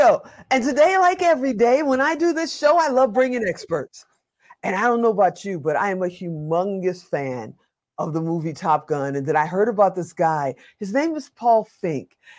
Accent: Chicago, Illinois, United States; moved away; I'm from Chicago originally

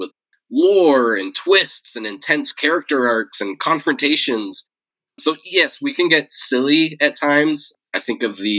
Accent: Yosemite National Park, California, United States; I grew up in Yosemite National Park

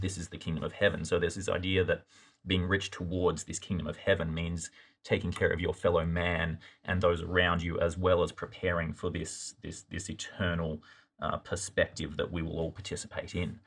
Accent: Australia; accent: Australian; moved away as an adult; now in United States; my accent, uh, is Australian, um, born, grew up there

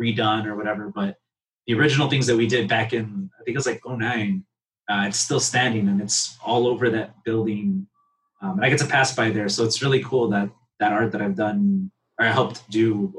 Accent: Chicago, Illinois, United States; I'm from Pilsen. So there's a huge like art community here

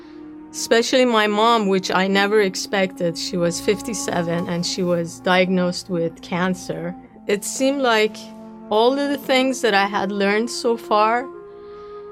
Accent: Tehran, Tehran Province, Iran; moved away as an adult; also born or lived in New York; As a Jewish kid, growing up in Tehran, I went to a Jewish school

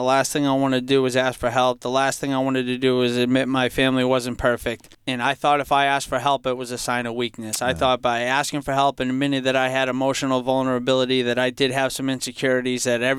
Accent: Franklin, United States; Yeah, growing up in Franklin, for most of my life, I felt like I came from a happy, healthy home.

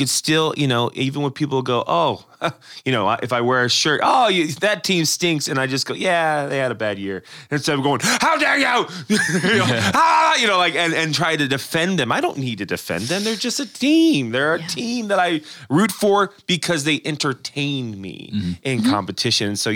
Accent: West Coast, United States; I am from the West Coast

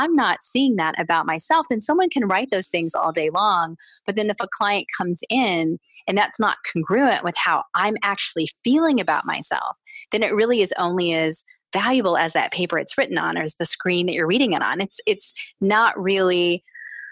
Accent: Texas, United States; growing up in the South in Texas and in the United States

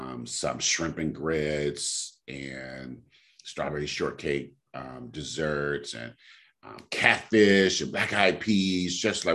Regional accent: California, United States; hey, I'm from California.

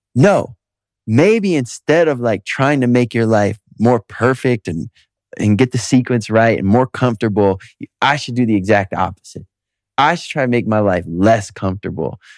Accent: Detroit, Michigan, United States; moved away; I'm from Detroit. And I got a lot of amazing friends there

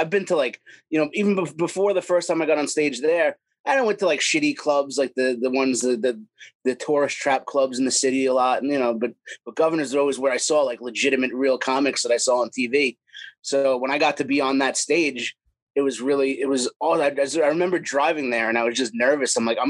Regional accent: Long Island, New York, United States; born or raised there

